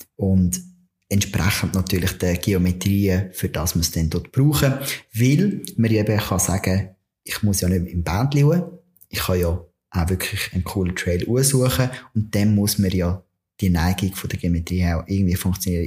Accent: Switzerland; bei uns in der Schweiz

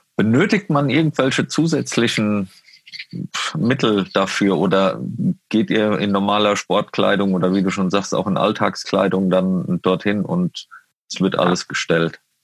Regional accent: Westerwald, Rhineland-Palatinate, Germany; now in Munich, Germany; ich komme aus dem Westerwald

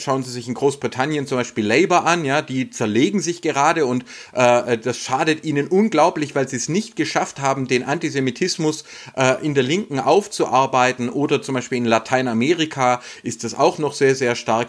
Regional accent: Baden-Württemberg, Germany; hier bei uns in Baden-Württemberg

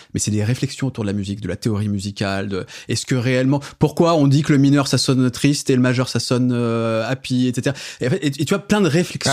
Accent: France; en tant que Français

